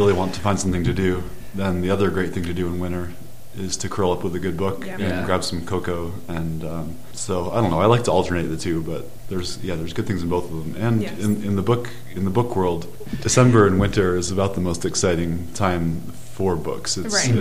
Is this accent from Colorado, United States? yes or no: yes; Colorado, United States; growing up in Colorado